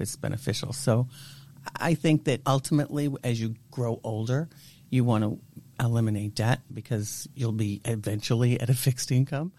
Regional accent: Natick, Massachusetts, United States; also born or lived in Waltham, Massachusetts; I grew up until I was 11 year old, 11 years old, yes, mm-hmm. in the city of Waltham.

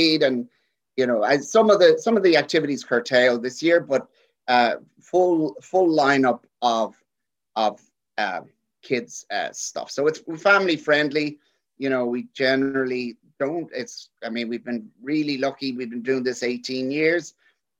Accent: Dublin, Leinster, Ireland; now in Kansas City, United States; my hometown of Dublin

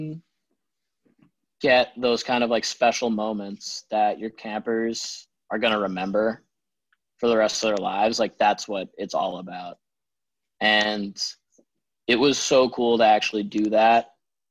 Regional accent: Holden, Massachusetts, United States; also born or lived in New Jersey; to hail from Holden, Massachusetts.

